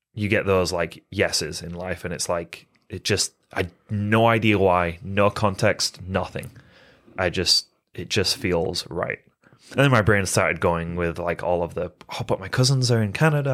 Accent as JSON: {"language": "English", "region": "England", "country": "United Kingdom", "tie": "born or raised there", "also_born_or_lived": "Phoenix, Arizona, United States", "moved": "as an adult", "said": "I was born and raised in England. Um, lived there till I was eighteen and then moved to Phoenix, Arizona area."}